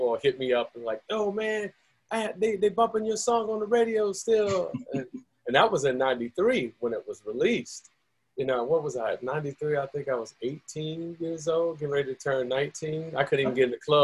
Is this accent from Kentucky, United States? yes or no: no; Orlando, Florida, United States; moved away; I grew up there in Mercy Drive and then Pine Hills area, basically Central Florida area